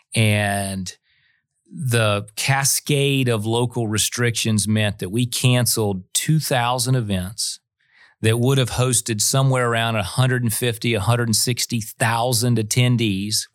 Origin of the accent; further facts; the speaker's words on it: Florida, United States; Florida, my home state